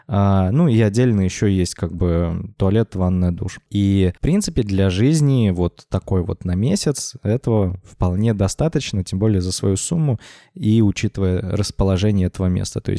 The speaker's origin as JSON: {"language": "Russian", "town": "Orenburg", "region": "Orenburg Oblast", "country": "Russia", "moved": "yes", "lives_now": "Moscow, Russia", "said": "Вот как я начал жить в Москве, а я из Оренбурга в Москву переехал года эдак 4, наверное, назад."}